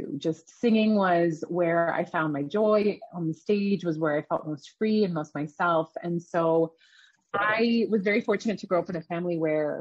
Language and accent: English; Canada; also born or lived in Iran; I grew up in Canada. My family immigrated there from Iran when I was really young.